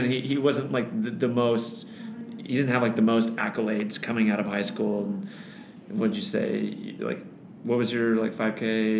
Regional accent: Iowa, United States; I grew up in Iowa, so about like 45 minutes away from Des Moines

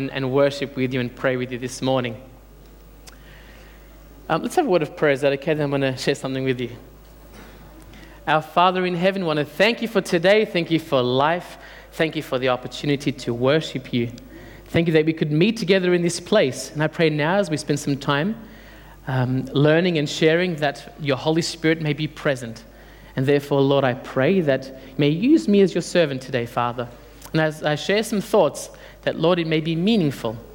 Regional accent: Australia; English is a second language; I came here at the age of 7. Dad and Mum thought it would be best to bring me up here. And I went to school and I couldn't speak a word of English

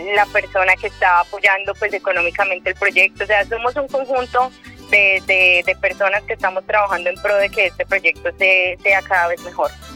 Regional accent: Medellín, Antioquia, Colombia; soy paisa, pero paisa, paisa, yo soy de Medellín

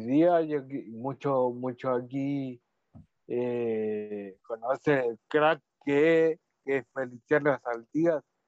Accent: Talcahuano, Biobío, Chile; yo, soy de aquí, de Talcahuano, tuvo una, una vida, una niñez relativamente normal

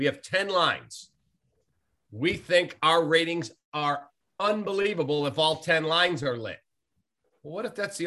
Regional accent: Chicago, Illinois, United States; I'm a Chicagoan. I was born in Chicago, raised in Chicago. I live in Chicago, and I will die a Chicagoan

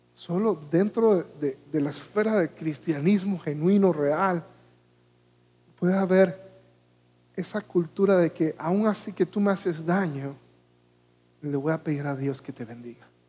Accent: Panama; Yo vivía en Panamá, soy panameño

